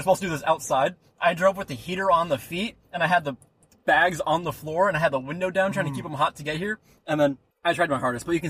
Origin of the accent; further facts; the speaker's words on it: the South, United States; I think caramel is actually a southern thing. That's where I'm from.